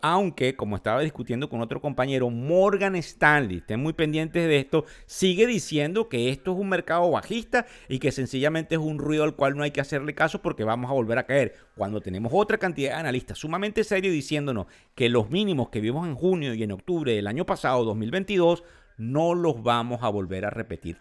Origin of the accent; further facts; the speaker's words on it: Venezuela; moved away; soy venezolano, porque tengo familia en Venezuela, porque tengo amigos, porque son mis raíces, son el lugar de donde vengo